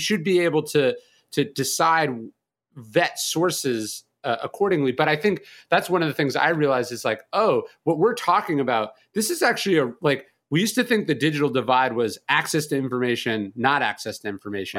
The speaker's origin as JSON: {"language": "English", "region": "California", "country": "United States", "also_born_or_lived": "New Orleans", "moved": "yes", "lives_now": "Bastrop, United States", "said": "I'm from California, so I moved to New Orleans"}